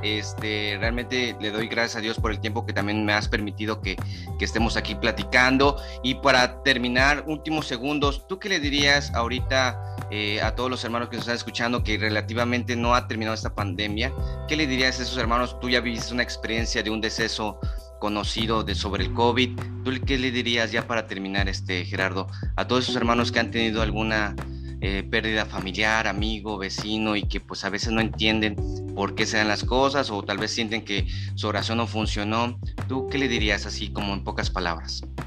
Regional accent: Chiapas, Mexico; aquí somos de Chiapas

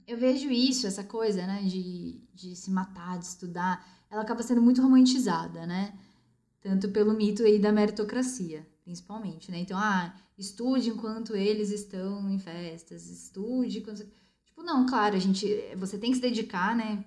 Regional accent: Bauru, São Paulo, Brazil; moved away as an adult; also born or lived in São Vicente, São Paulo; eu sou do interior, eu vim de Bauru.

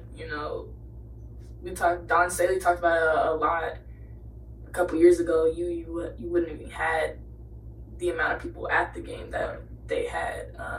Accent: Nashville, Tennessee, United States; I've moved so many places. You know, I grew up in Nashville.

